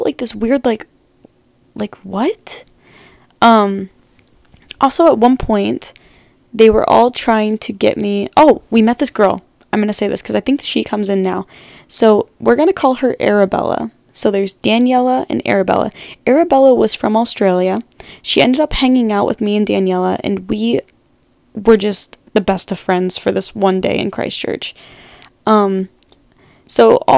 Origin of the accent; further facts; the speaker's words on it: United States; I'm obviously American.